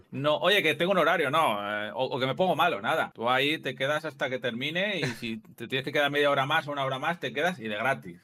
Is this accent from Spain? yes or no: yes; Guadalajara, Castilla-La Mancha, Spain; soy de Guadalajara y, trabajé en la central que está aquí al lado, la central de Trillo